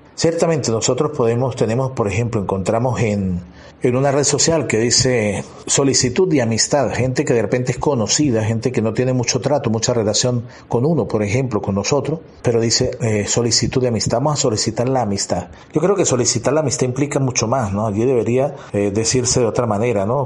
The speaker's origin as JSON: {"language": "Spanish", "country": "Venezuela", "moved": "as an adult", "said": "Yo soy de Venezuela y he tenido que ir a otro país por estudio"}